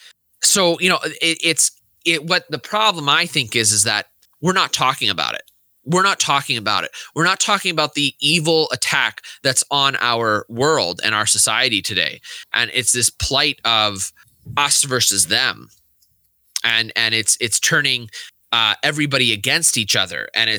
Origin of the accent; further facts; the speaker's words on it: United States; we as American Catholics